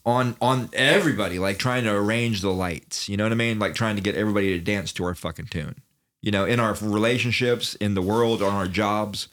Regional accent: Daytona Beach, Florida, United States; I'm from Daytona Beach, which is not country, right?

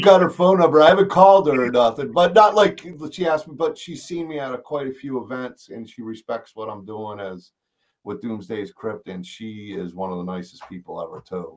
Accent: East Coast, United States; now in Missouri, United States; I grew up on the East Coast.

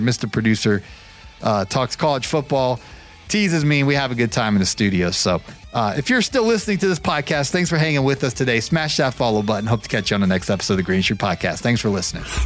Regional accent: Canton, Ohio, United States; now in Marietta, United States; my hometown is actually Canton, Ohio

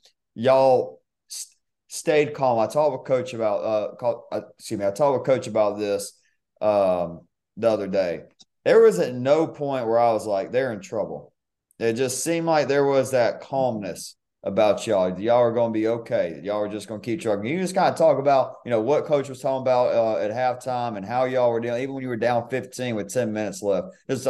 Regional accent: South Georgia, United States; also born or lived in Missouri; now in Florida, United States; I grew up in South Georgia, but when I lived in Missouri for a little bit, my blood kind of thickened. I got a little used to the cold. And like you said, it only took me a few months living down here in Florida.

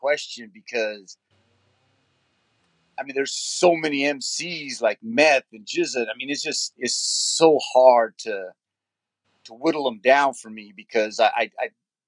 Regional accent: Loving, New Mexico, United States; also born or lived in San Jose, California; now in Yuma, United States; I was born in San Jose, California, and I grew up in Loving, New Mexico, and I reside in Yuma, Arizona now

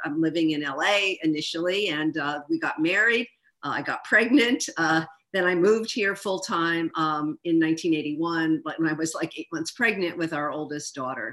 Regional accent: Philadelphia, Pennsylvania, United States; moved away as an adult; also born or lived in Sacramento / Los Angeles; now in San Diego, United States; I grew up in Philadelphia

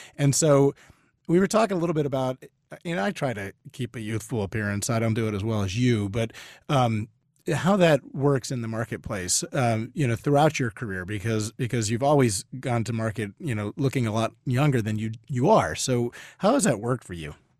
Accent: Northern Virginia, United States; now in Austin, United States; I'm originally from Northern Virginia

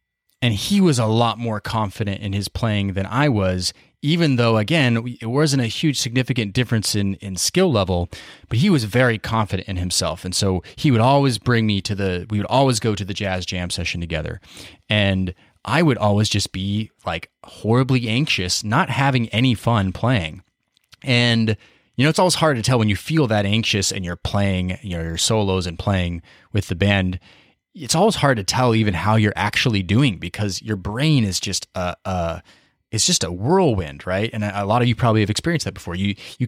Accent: Boise, Idaho, United States; I grew up in Boise, Idaho, which for those of you know, it's a small city.

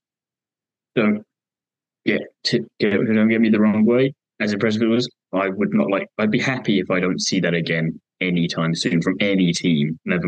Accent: United Kingdom; us being British

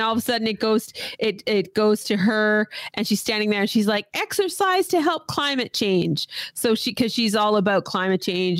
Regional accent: Canada; here in Canada. And because we're Canadian

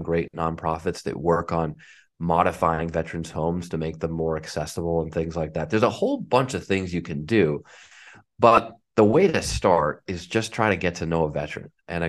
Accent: Marblehead, Massachusetts, United States; The community that I grew up in Marblehead was unbelievably supportive of my parents and of me.

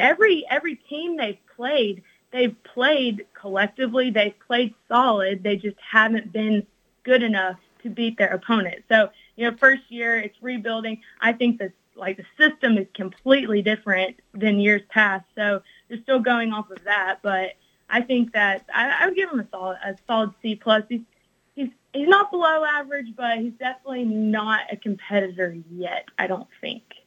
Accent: Alabama, United States; my childhood growing up in Alabama

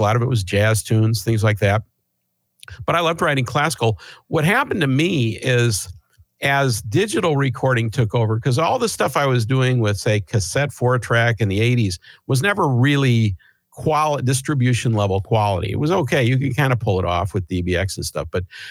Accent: Chicago, Illinois, United States; now in Seattle, United States; Well, I moved to Seattle in 1979 from Chicago, and I went into percussion as an instrument.

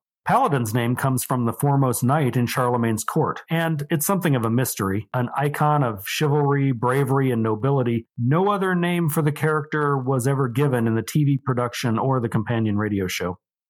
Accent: Nebraska, United States; my life growing up in Nebraska

